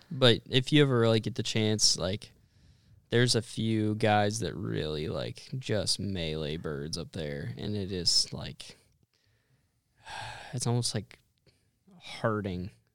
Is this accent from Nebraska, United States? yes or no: yes; Western Nebraska, United States; I grew up in Western Nebraska